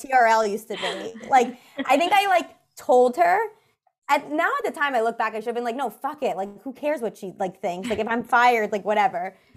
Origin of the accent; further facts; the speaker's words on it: New York City, New York, United States; I grew up in New York City